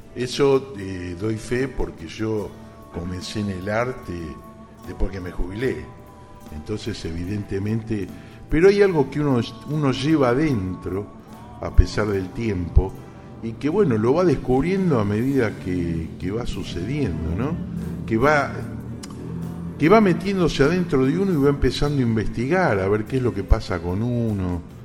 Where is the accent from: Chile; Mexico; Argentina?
Argentina; Campana, Buenos Aires Province; mi ciudad natal, por Campana